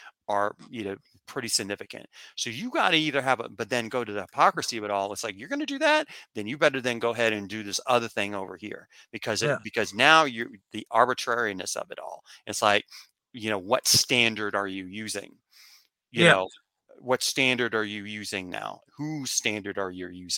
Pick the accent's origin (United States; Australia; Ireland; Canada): United States; I'm coming from the United States